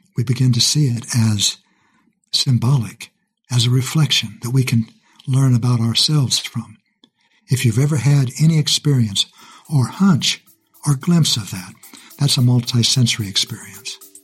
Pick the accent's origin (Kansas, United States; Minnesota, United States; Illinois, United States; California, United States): Kansas, United States; also born or lived in Texas; Kansas is where we moved when I was young.